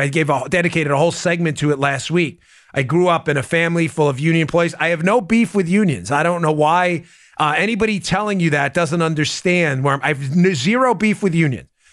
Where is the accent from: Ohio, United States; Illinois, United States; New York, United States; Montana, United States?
New York, United States; I grew up in New York.